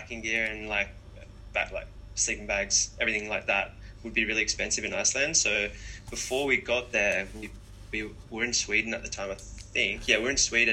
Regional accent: Umina Beach, New South Wales, Australia; after we moved to Australia, I grew up in Yumina on the central coast of Australia. It's quite a small town.

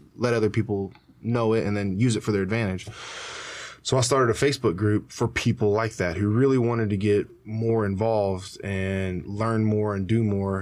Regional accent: United States

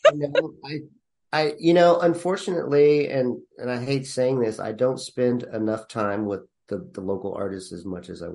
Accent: Temple, Texas, United States; now in Austin, United States; I grew up in Temple, Texas

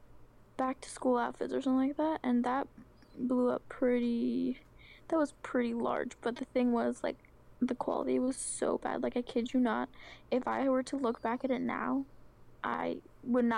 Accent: Oregon, United States; I'm from Oregon

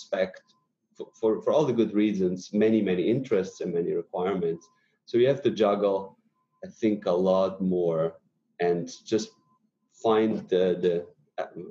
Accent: northern Italy, Italy; now in United States; I come from very, very, very north Italy

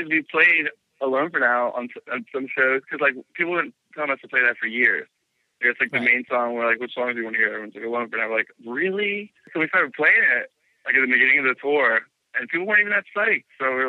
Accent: Jamison, Pennsylvania, United States; born or raised there; also born or lived in Knoxville, Tennessee

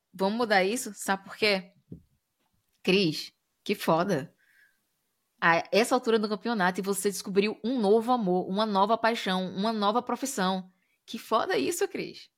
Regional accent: Brazil; moved away; quando a gente sai do Brasil, é, tá no, em outros lugares do mundo, as pessoas, quando identificam a gente é, enquanto brasileiros

